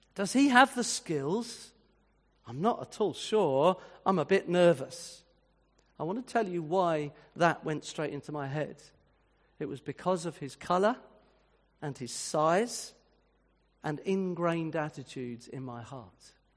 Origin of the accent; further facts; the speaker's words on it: Winchester, South East England, United Kingdom; moved away; I was brought up in the sixties and in a town like Winchester, which was my hometown